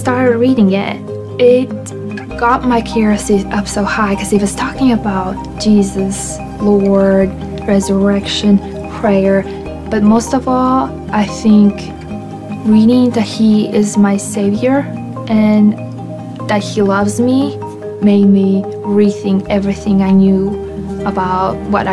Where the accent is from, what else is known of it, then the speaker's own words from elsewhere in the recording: Latvia; moved away; I'm from Latvia